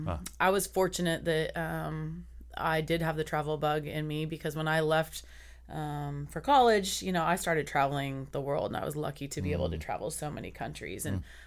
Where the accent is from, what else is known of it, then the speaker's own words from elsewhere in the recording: Sacramento, California, United States; I'm from Sacramento.